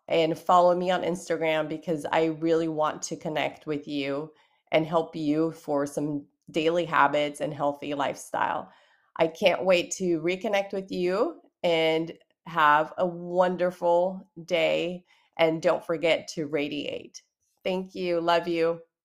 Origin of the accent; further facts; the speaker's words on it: Brazil; I'm from Brazil